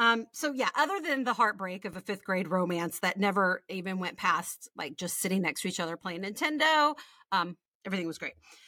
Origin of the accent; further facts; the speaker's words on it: Midland, Texas, United States; moved away as an adult; also born or lived in Houston, Texas; now in Virginia, United States; We grew up in Midland, Texas until I was 12. For the last 2 years before we picked up and moved across the state to Houston